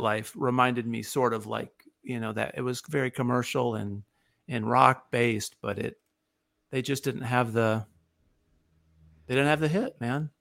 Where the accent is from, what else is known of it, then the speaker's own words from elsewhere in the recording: near Ithaca, upstate New York, United States; now in Nashville, United States; I'm originally from upstate New York. I grew up near Ithaca and uh, live in Nashville for the, for the, most of my life.